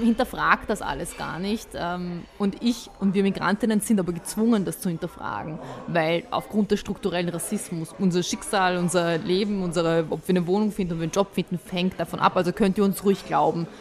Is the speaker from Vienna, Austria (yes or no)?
yes; Vienna, Austria; also born or lived in Bosnia and Herzegovina; Ich bin ja auch, ich sehe mich ja auch als Wienerin. Wenn man fragt, wo bist du, woher kommst du, dann ist es für mich einfacher zu sagen Wienerin